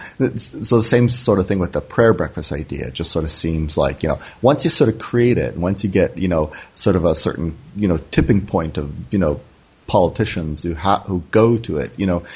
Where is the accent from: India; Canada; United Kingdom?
Canada; moved away; also born or lived in South Korea; I'm Canadian